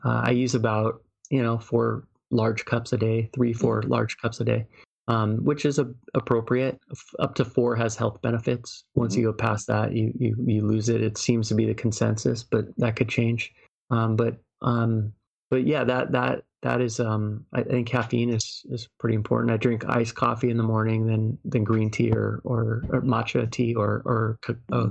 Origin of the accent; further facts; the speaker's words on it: United States; I'm American